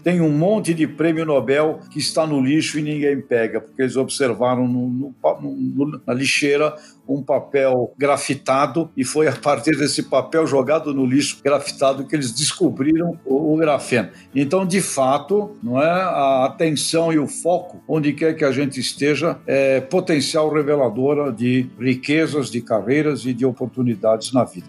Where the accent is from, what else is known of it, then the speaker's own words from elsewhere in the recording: Santos, São Paulo, Brazil; Eu vivi, nasci em Santos, eu estava estudando em São Paulo